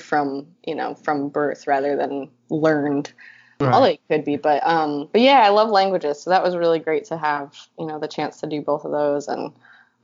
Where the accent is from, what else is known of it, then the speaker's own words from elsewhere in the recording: Dunkirk, New York, United States; moved away; also born or lived in Florida; I grew up in Dunkirk, New York, and then for a variety of reasons, we moved to Florida